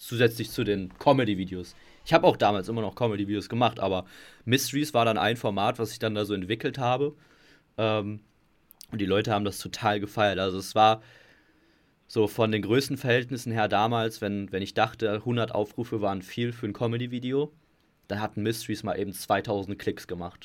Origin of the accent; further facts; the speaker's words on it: Gelsenkirchen, North Rhine-Westphalia, Germany; ich komme aus Gelsenkirchen